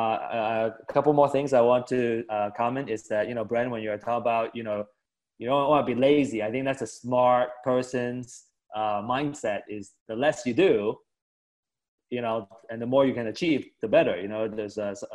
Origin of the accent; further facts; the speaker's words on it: West Coast, United States; I grew up on the West Coast.